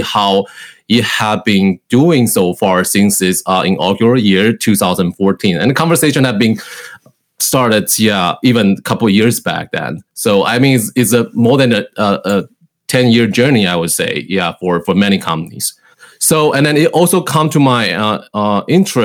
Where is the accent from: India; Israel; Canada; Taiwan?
Taiwan; moved away as an adult; now in Cleveland, United States; I was originally from Taiwan